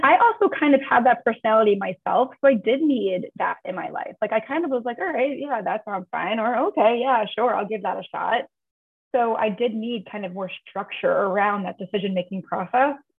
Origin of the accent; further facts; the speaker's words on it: Long Beach, New York, United States; moved away as an adult; also born or lived in Manhattan, New York; now in San Francisco, United States; I grew up in New York. Um, grew up in Long Beach on Long Island